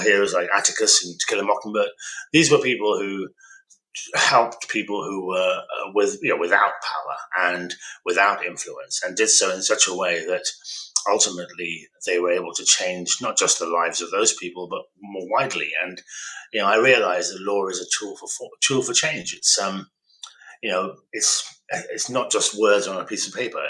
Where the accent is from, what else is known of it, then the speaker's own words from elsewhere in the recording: Birmingham, West Midlands, United Kingdom; I'm a son of an immigrant. They came here from uh, northern Pakistan uh, to seek opportunities for their children, and I was born in Birmingham